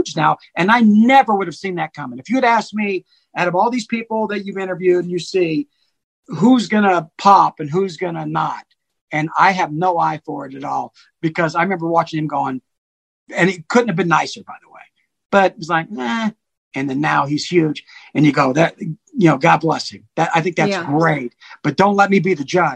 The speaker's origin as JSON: {"language": "English", "town": "Charleston", "region": "South Carolina", "country": "United States", "moved": "yes", "lives_now": "Ogden, United States", "said": "I'm not from Ogden, but I live in Ogden and lived there for a long time. I'm a South Carolina guy."}